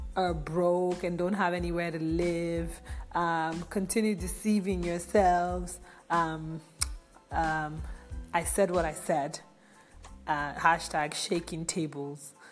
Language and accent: English; Nigeria; I'm from Nigeria.